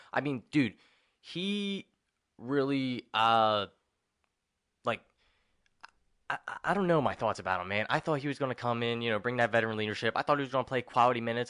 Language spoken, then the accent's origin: English; Philadelphia, Pennsylvania, United States; we're from Philly